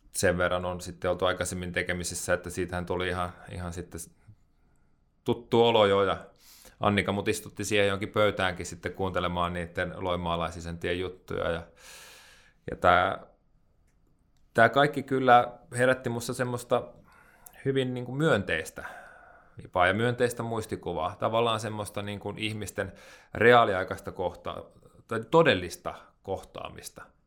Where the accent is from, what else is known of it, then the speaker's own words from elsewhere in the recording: Hämeenlinna, Kanta-Häme, Finland; moved away; Mä oon kasvanut pienessä kaupungissa Hämeenlinnassa